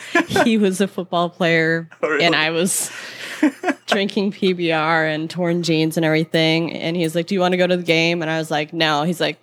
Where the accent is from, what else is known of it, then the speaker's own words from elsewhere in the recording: Midwest, United States; moved away; Although I've, like, learned just to call it soda so people don't know I'm from the Midwest, but then I'll drop a y'all